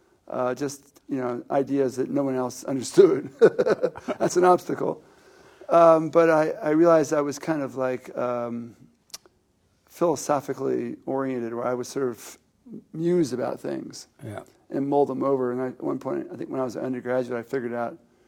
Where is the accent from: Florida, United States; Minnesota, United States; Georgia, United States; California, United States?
Florida, United States; South; I grew up in South Florida